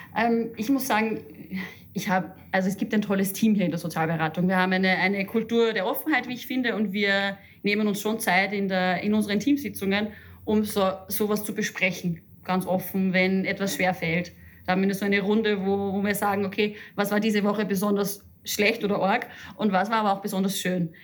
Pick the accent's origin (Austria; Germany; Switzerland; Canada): Austria; Upper Austria; moved away; Ich komme aus Oberösterreich und fahre oft zu meinen Eltern nach Hause aufs Land.